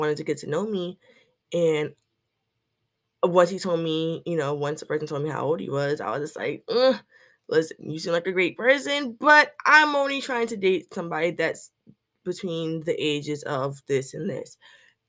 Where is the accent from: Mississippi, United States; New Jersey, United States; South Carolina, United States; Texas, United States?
South Carolina, United States; I'm a writer from South Carolina